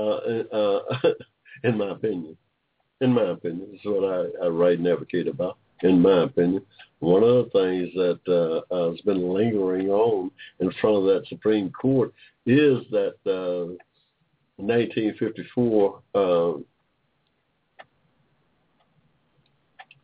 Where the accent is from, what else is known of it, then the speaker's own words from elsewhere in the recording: McDonough, Georgia, United States; I was born here in Georgia in 1945